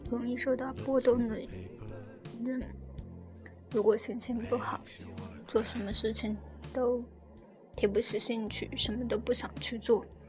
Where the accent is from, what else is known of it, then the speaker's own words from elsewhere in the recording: China; 我们中国人